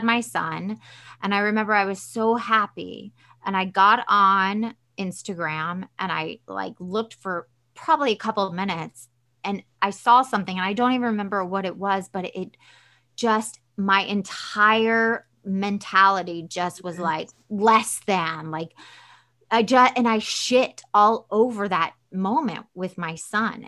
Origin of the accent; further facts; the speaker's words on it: the South, United States; Southern and I'm from the South and it's very religious